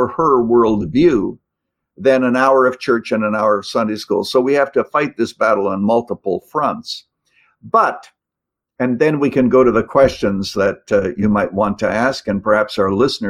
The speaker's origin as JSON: {"language": "English", "country": "Canada", "tie": "born or raised there", "moved": "yes", "lives_now": "United States", "said": "I was born in Canada."}